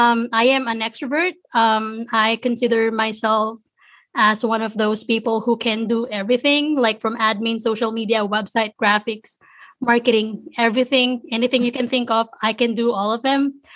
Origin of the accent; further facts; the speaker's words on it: Philippines; English is a second language; moved away as an adult; now in United States; I was born and raised in the Philippines. A couple of years ago, I moved to the States. So I'm brand new here in the States